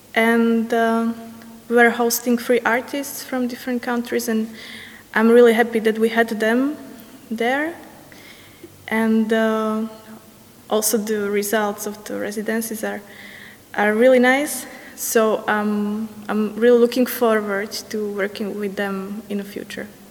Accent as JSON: {"language": "English", "country": "Slovakia", "said": "I'm from Slovakia"}